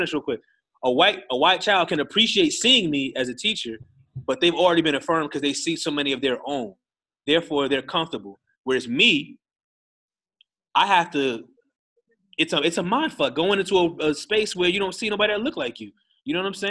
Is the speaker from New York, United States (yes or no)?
yes; Long Island, New York, United States; also born or lived in Queens, New York; I went from Queens to Long Island.